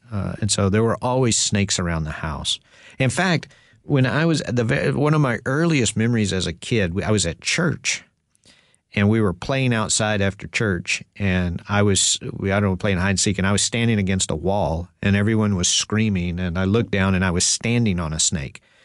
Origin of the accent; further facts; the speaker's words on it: Texas, United States; growing up in Texas